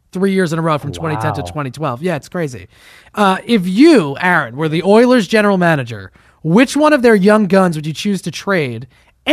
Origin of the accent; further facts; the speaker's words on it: New Jersey, United States; I'm from New Jersey